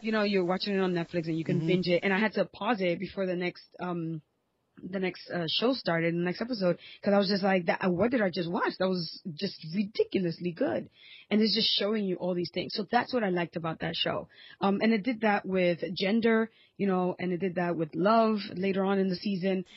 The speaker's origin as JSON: {"language": "English", "region": "New York", "country": "United States", "tie": "born or raised there", "said": "I was born and raised in New York"}